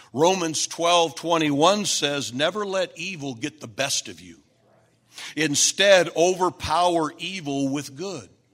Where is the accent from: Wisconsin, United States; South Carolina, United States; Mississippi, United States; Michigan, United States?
Michigan, United States; Flint; now in Dallas, United States; we're from Flint, we're the Flintstones.